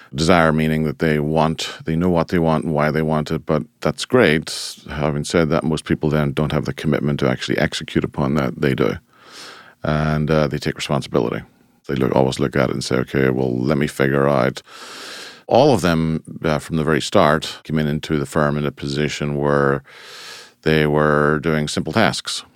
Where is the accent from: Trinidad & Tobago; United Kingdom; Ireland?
Ireland; moved away as an adult; now in United States; Originally, I'm from Ireland, and I emigrated to the United States in nineteen ninety-four